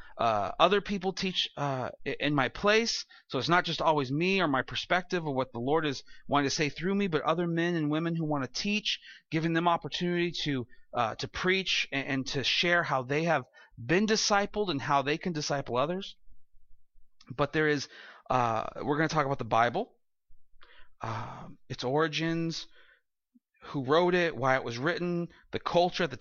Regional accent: California, United States; moved away; I'll say, "California."

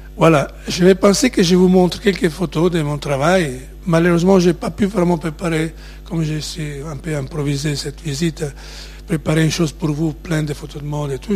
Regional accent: Ravenna, Emilia-Romagna, Italy; French is a second language; moved away; je suis né à Ravenne, en Italie, la ville des mosaïques.

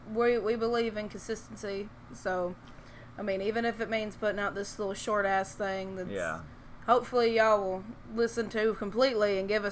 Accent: Tennessee, United States; we're from Tennessee

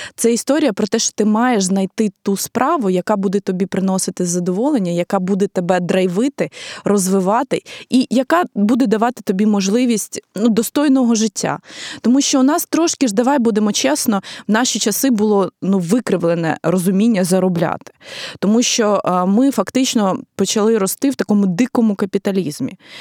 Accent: Ukraine; я е, ну з України

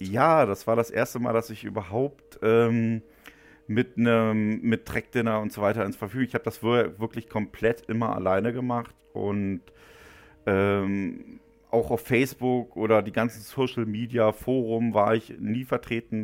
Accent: Müncheberg, Brandenburg, Germany; moved away as an adult; Ich bin ja auch geborener Ostdeutscher

